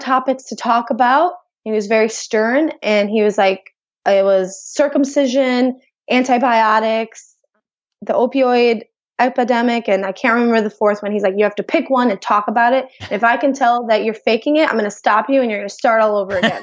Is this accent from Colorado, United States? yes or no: no; outside of Chicago, Illinois, United States; I grew up outside of Chicago in a very diverse neighborhood